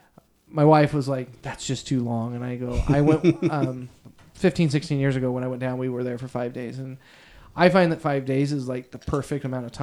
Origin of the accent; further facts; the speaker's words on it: Northeast Oregon, United States; where I grew up in Northeast Oregon, it's the desert scene